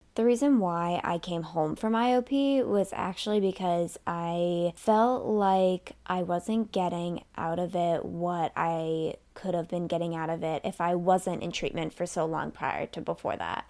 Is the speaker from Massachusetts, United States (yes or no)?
yes; Massachusetts, United States; also born or lived in Miami; I'm from Massachusetts, so in March, it's still cold